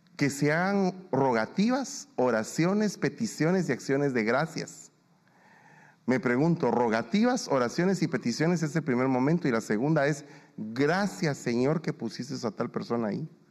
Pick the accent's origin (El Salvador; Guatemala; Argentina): Guatemala; now in United States; yo soy guatemalteco